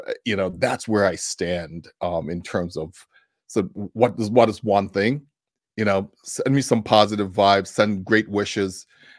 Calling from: Tucson, Arizona, United States; So I'm joining you from Tucson, Arizona.

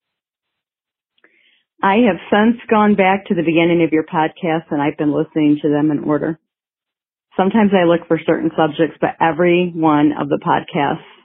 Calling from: Michigan, United States; I am calling from Michigan

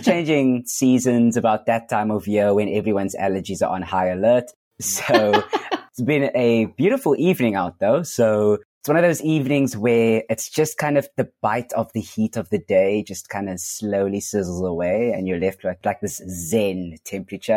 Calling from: Cape Town, Western Cape, South Africa; I am calling in from Cape Town, South Africa.

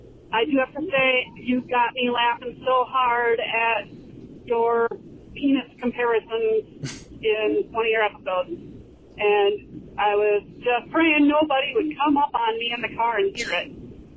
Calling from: Northern Michigan, United States; I'm calling from Northern Michigan, up near the Mackinac Bridge.

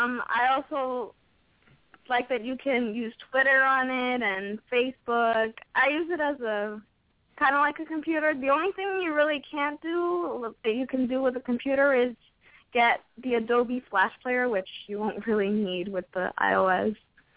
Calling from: Long Island, New York, United States; I'm … from New York.

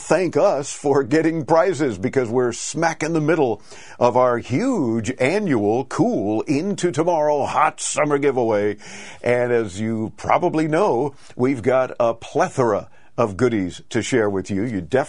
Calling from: Miami, Florida, United States; Well, we sweat it out here in Miami, Florida

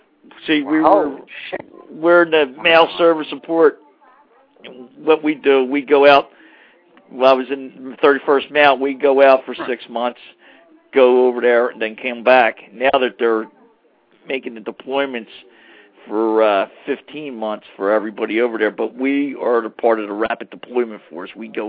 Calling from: Mount Holly, New Jersey, United States

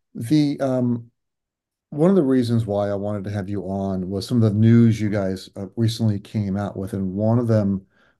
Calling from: Sayreville, New Jersey, United States; I'm in Sayreville, New Jersey.

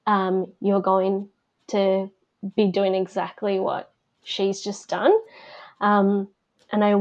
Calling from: Victoria, Australia; I am coming from Victoria down in Bass Coast, so the lands of the Bunurong people.

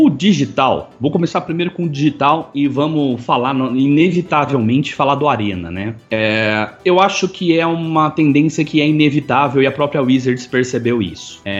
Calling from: Itapeva, São Paulo, Brazil; Eu sou empresário, eu estou falando de Itapeva, São Paulo.

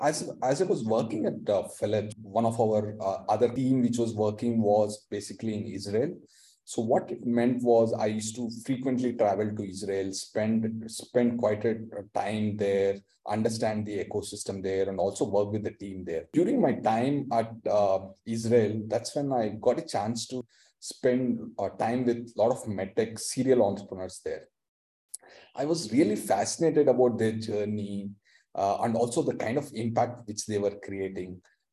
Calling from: Bangalore, Karnataka, India; Yeah, I'm joining from Bangalore, India today, and a bright summer. It's also known as the Silicon Valley of the East.

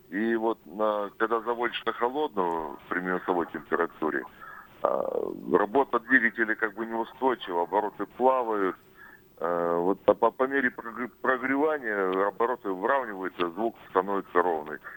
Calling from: Chelyabinsk, Chelyabinsk Oblast, Russia; Алло, здравствуйте, я тоже из Челябинска.

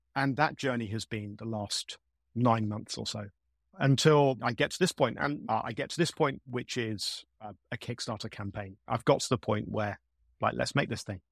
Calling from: London, United Kingdom; I'm calling from South London in the UK.

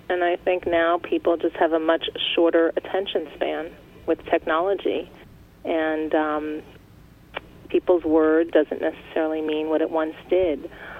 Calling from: California, United States; Hi, I'm calling from California.

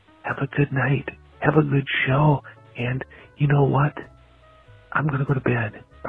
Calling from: Rochester, United States; I'm calling from Rochester. I'm down in our basement here in my house.

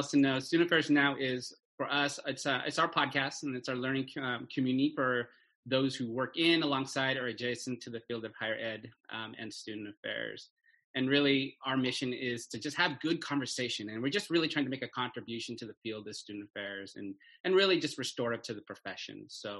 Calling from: Livermore, California, United States; And I do want to acknowledge that I am coming from Livermore, California, which is the ancestral homeland of the Ohlone people.

